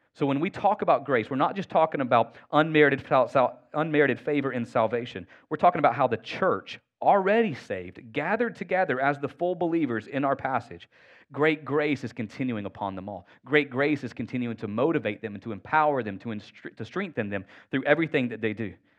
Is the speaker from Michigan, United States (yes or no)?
no; Northwest Georgia, United States; I'm from Northwest Georgia. I had the real privilege of being raised in proximity to my extended family.